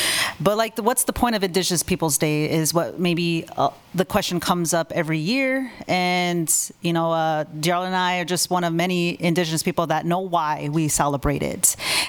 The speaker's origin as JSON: {"language": "English", "region": "South Dakota", "country": "United States", "tie": "born or raised there", "moved": "yes", "lives_now": "Lawrence, United States", "said": "my home state is in South Dakota."}